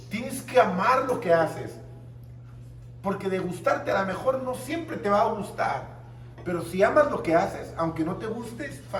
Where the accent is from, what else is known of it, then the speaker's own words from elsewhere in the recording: Tijuana, Baja California, Mexico; mi primera conferencia fue aquí en Sinaloa. Vine desde Tijuana, me pagaron, primera vez que me pagaban avión, restaurantes, hotel.